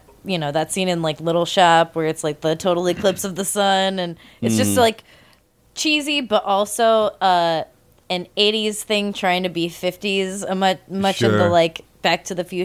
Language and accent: English; California, United States; I'm from Orange County.